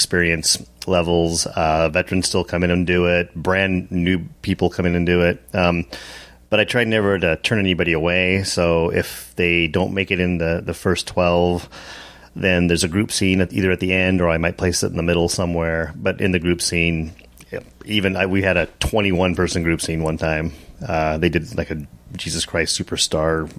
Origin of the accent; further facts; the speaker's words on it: Lusk, Wyoming, United States; moved away as an adult; also born or lived in Seattle; I grew up in Lusk, Wyoming